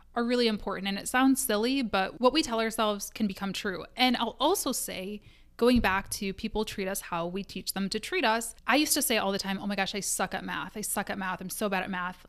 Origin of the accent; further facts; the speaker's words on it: Midwest, United States; I am a Midwesterner.